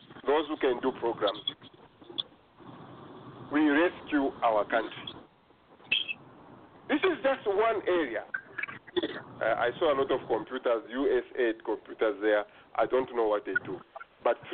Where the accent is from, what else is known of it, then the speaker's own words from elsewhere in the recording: Kasemba, Zambia; now in Okotoks, Canada; I come from Kasemba.